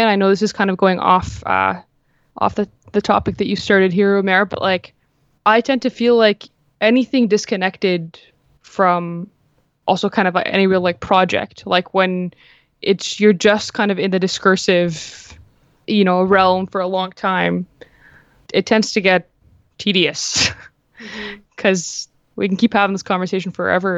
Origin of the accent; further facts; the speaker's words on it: Jordan; moved away; I'm uh, originally Palestinian, but like I grew up in Jordan